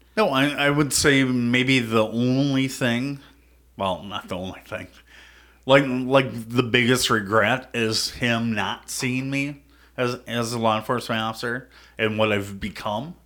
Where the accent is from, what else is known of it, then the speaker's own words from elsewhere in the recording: Prior Lake, Minnesota, United States; I grew up in Prairie Lake, it's kinda smaller town